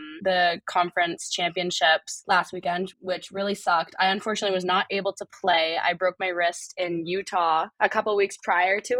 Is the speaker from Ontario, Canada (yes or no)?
yes; Ottawa, Ontario, Canada; moved away as an adult; now in Tempe, United States; I'm from Ottawa, Ontario, nation's capital